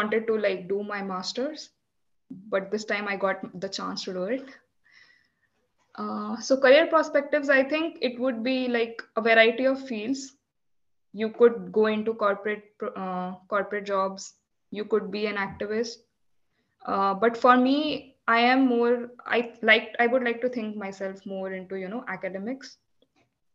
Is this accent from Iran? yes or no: no; Delhi, India; first language Hindi; English is a second language; moved away as an adult; now in Iceland; So my mother tongue is Hindi. I come from North India, specifically the capital of India, Delhi.